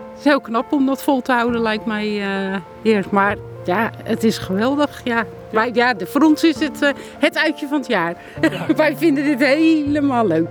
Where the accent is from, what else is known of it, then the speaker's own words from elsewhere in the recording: Hellevoetsluis, South Holland, Netherlands; We komen uit Hellevoetsluis.